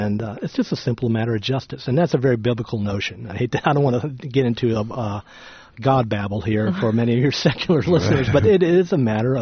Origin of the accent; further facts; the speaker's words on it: the South, United States; I'm from the South.